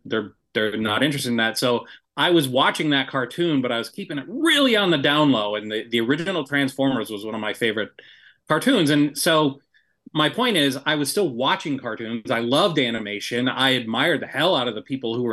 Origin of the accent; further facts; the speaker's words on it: Kalamazoo, Michigan, United States; moved away as an adult; there was a small production studio in my hometown of Kalamazoo